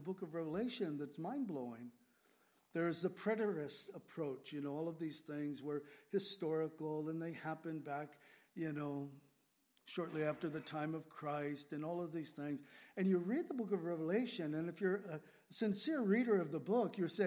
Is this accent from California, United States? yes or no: yes; San Diego, California, United States; moved away; also born or lived in Grass Valley, California / Whidbey Island, Washington; When I grew up in San Diego, we lived on the edge of town.